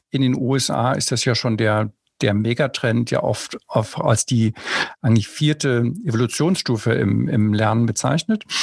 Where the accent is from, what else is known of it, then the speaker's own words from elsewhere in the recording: Hamburg, Germany; Als Hamburger darf ich dich ja mit Moin, moin begrüßen.